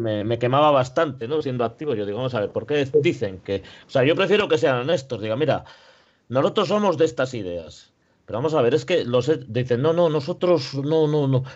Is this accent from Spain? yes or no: yes; Spain; also born or lived in Ponferrada; somos españoles